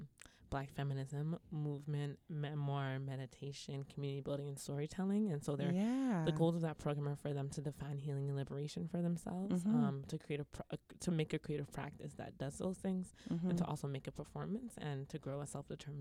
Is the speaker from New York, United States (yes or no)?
yes; Brooklyn, New York, United States; It's a beautiful walk. I grew up in Bed-Stuy. I'm from Bed-Stuy.